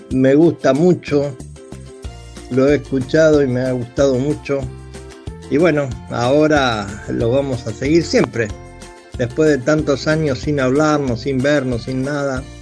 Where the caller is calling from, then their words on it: Monte Grande, Buenos Aires Province, Argentina; Hola José … de Montegrande.